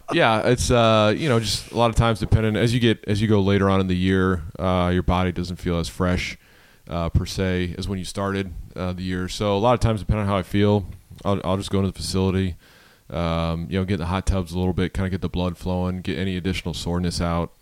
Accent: Buffalo, New York, United States; growing up in Buffalo

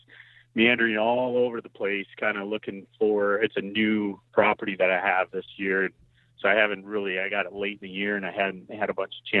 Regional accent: South Central Wisconsin, United States; also born or lived in Stoughton, Wisconsin; I'm from South Central Wisconsin

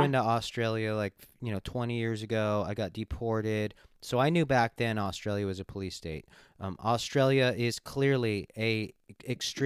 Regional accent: Los Angeles, California, United States; moved away as an adult; also born or lived in Kauai, Hawaii / Maui, Hawaii; now in Washington, United States; I was born and raised in Los Angeles.

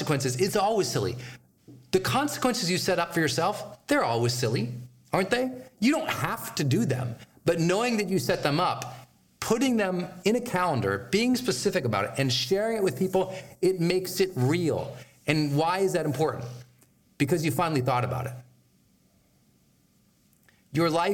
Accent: Montana, United States; I'm from Montana where there are farm animals

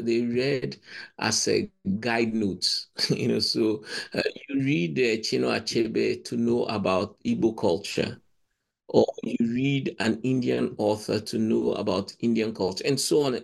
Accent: Ghana; moved away; I come from Ghana

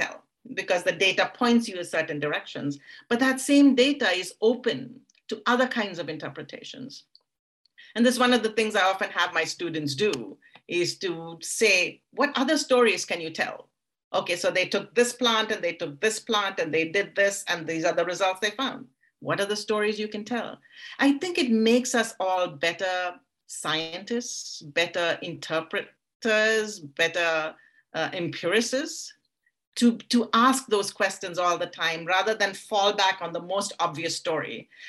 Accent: India; because I grew up in India and I grew up in a world of stories.

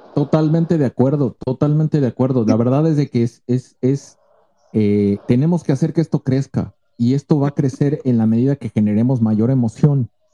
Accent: Mexico; Somos mexicanos

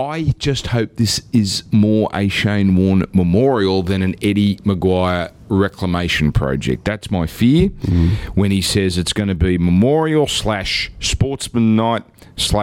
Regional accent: Australia; I've never been prouder of being an Australian

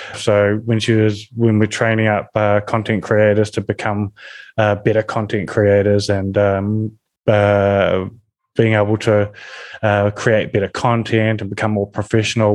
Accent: New Zealand; I come from New Zealand, where we're a rugby nation

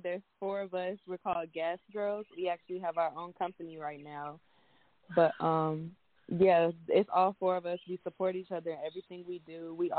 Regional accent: Fayetteville, North Carolina, United States; We're from Fayetteville, North Carolina

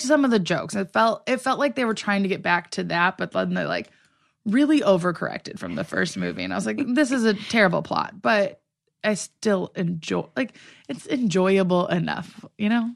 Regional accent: Midwest, United States; now in Los Angeles, United States; I'm from the Midwest

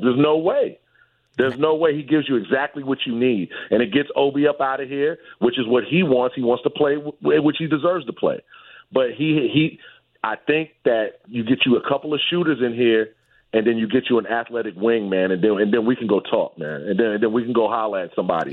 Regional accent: New York City, New York, United States; now in Texas, United States; I'm from Brooklyn. I'm from Bed Stuy

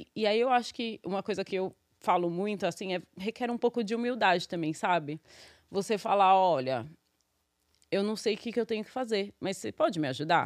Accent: São Paulo, Brazil; born or raised there; moved away as an adult; now in New York, United States

